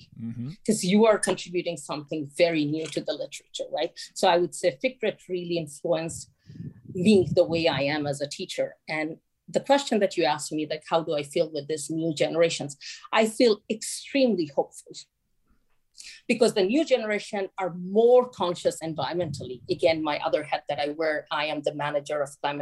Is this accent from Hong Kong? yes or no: no; Chittagong, Chittagong Division, Bangladesh; moved away; as a young child, like growing up in Chittagong, I saw Chittagong was is a small town